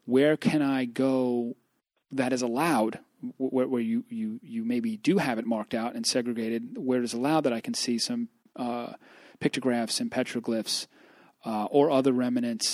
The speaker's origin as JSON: {"language": "English", "country": "United States", "said": "as an American"}